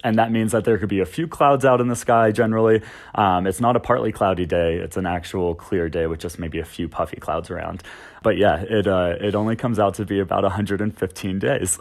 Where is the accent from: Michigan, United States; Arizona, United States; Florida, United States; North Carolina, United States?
Florida, United States; also born or lived in the Carolinas; now in Denver, United States; I grew up in Florida on the coast, um, and then I came out here from the Carolinas about six years ago.